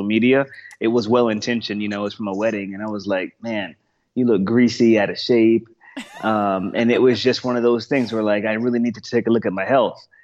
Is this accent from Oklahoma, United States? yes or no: no; Texas, United States; also born or lived in Boston, Massachusetts; I'm from Texas.